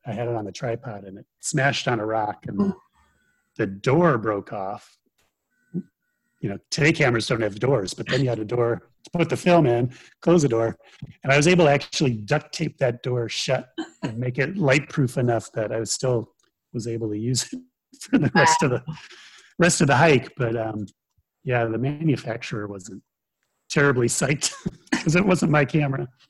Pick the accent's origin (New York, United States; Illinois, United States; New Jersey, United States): Illinois, United States; Chicago; moved away; I grew up near Chicago